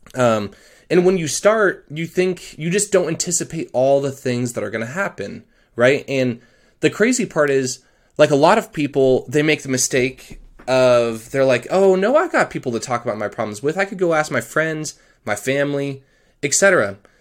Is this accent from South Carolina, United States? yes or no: no; Colorado, United States; I'm actually from Colorado